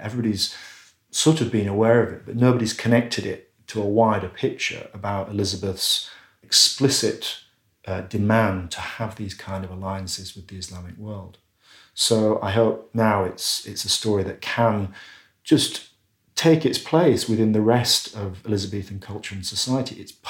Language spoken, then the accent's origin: English; just outside Bradford, Yorkshire and the Humber, United Kingdom; I grew up just outside Bradford in the 1970s.